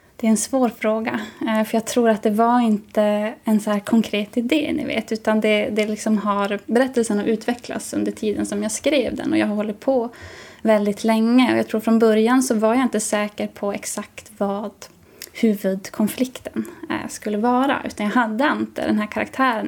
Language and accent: Swedish; Jokkmokk area, Norrbotten County, Sweden; i mina hemtrakter